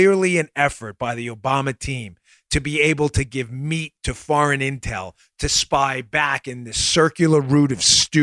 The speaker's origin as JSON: {"language": "English", "area": "Long Island", "region": "New York", "country": "United States", "tie": "born or raised there", "said": "when I grew up on Long Island when I was younger, before my parents divorced"}